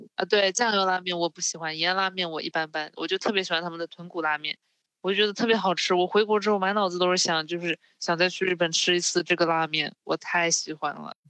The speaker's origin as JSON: {"language": "Chinese", "region": "southern China", "country": "China", "moved": "yes", "lives_now": "Japan", "said": "因为我是南方人嘛，然后我们不怎么吃饺子，我，我们，我们这边一般都是吃馄饨的"}